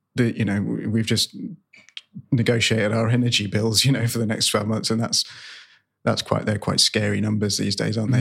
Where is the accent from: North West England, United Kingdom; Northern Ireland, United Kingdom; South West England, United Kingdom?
South West England, United Kingdom; Cornwall; moved away; I'm, I'm from Cornwall originally, grew up in Cornwall